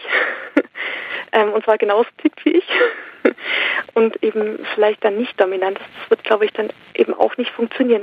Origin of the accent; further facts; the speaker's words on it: Saxony, Germany; moved away; also born or lived in Switzerland; ich komme aus, ähm, ich bin in Sachsen geboren